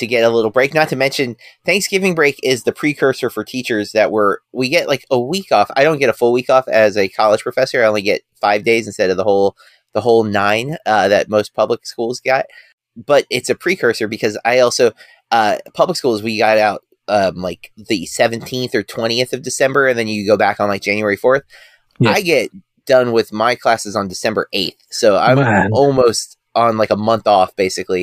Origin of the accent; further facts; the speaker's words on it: United States; I, as an American